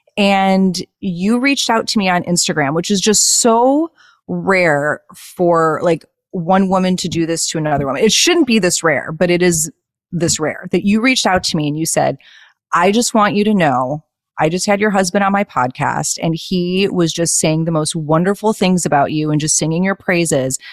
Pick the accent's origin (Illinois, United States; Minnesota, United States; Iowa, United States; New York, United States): Illinois, United States; Chicago; moved away as an adult; now in Los Angeles, United States; I lived in Chicago my whole life